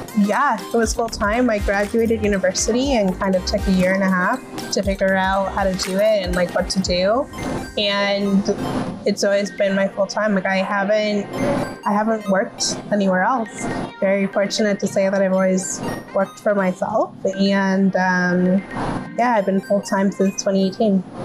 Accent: Toronto, Ontario, Canada; I'm 29 from Toronto, Ontario

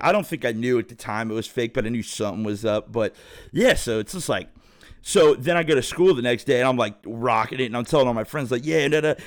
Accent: thirty minutes from Cincinnati, Ohio, United States; also born or lived in Phoenix; I'm from Ohio, so, you know, thirty minutes from Cincinnati

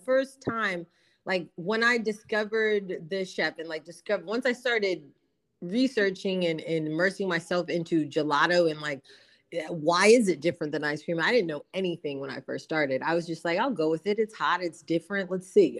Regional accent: New Jersey, United States; I am from New Jersey, originally from South Jersey. Um, I grew up in a moving and storage business

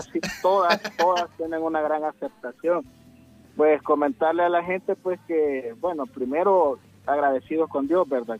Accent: El Salvador; soy originario de WhatsApp el restaurante está ubicado en WhatsApp que está en la zona norte del país

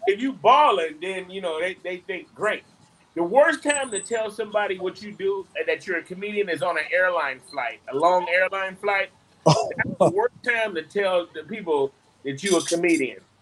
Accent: Detroit, Michigan, United States; now in Charlotte, United States; the way I grew up in Detroit

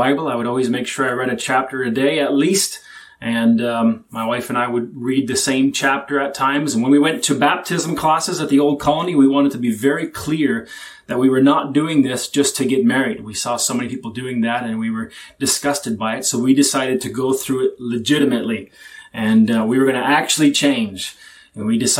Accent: Canada; I was born and raised in Canada

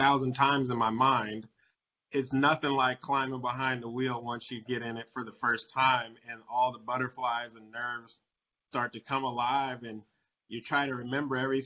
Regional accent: Orlando, Florida, United States; my hometown of Orlando

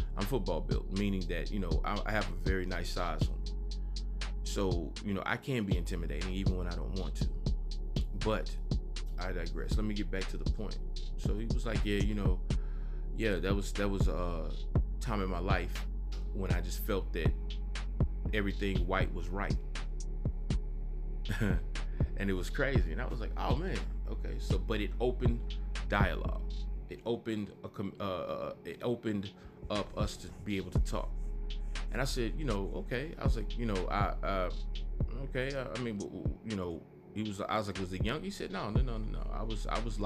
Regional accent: the South, United States; I'm from the South.

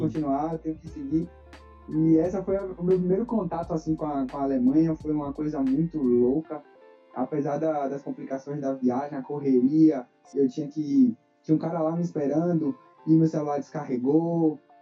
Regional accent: Salvador, Bahia, Brazil; eu sou natural de Salvador, nascido e criado aqui

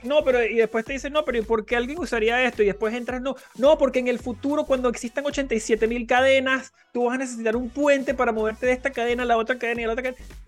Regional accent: Venezuela; mi país, en Venezuela

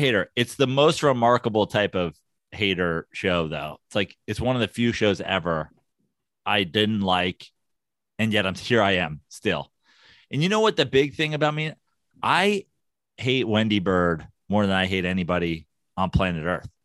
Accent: New York, United States; now in Los Angeles, United States; as a New Yorker

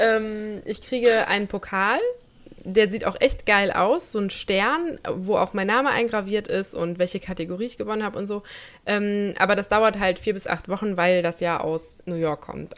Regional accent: Germany; moved away; in Nersen, wo ich herkomme

